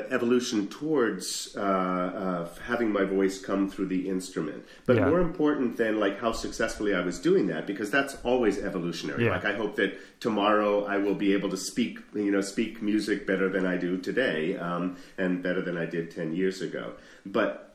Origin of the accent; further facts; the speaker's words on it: Sudbury, Massachusetts, United States; moved away as an adult; also born or lived in Boston, Massachusetts; I was born in Boston Lying-In Hospital, in Boston proper. It's a hospital that doesn't exist anymore. I apparently broke the mold. And then moved out to Sudbury, Massachusetts, where I spent my whole formative years